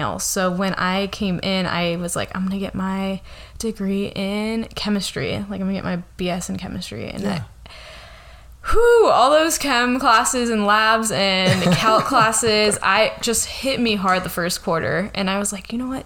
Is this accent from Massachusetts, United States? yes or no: no; Modesto, California, United States; also born or lived in Riverbank, California / Santa Barbara, California; I grew up here in the Central Valley. I grew up in Modesto. Yeah, moved to Riverbank